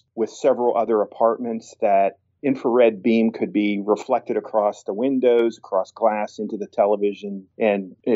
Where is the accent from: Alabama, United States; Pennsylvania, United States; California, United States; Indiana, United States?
Pennsylvania, United States; Tyrone; my hometown of Tyrone, Pennsylvania